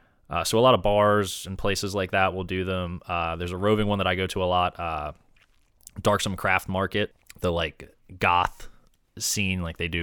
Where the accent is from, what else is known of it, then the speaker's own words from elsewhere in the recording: Delaware, United States; now in Philadelphia, United States; I'm from Delaware.